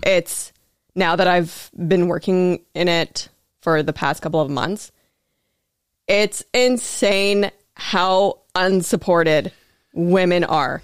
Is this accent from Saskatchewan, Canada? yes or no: yes; Prince Albert, Saskatchewan, Canada; moved away as an adult; also born or lived in Regina; now in Thunder Bay, Canada; I grew up in Prince Albert, Saskatchewan